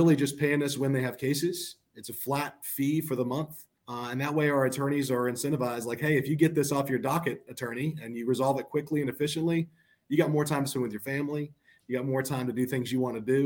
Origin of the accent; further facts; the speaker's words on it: Panama City, Florida, United States; now in Atlanta, United States; I grew up in Panama City, Florida